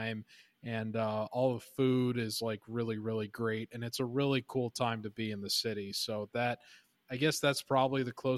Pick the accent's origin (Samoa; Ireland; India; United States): Ireland; I will say as an Irish person, I've always found it funny that Cinco de Mayo is a pretty big hit over there.